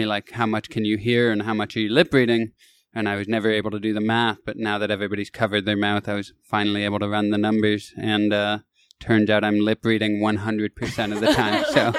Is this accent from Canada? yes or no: yes; Kitchener, Ontario, Canada; moved away as an adult; also born or lived in Toronto; now in Los Angeles, United States; That's not where I moved from, but that's my hometown.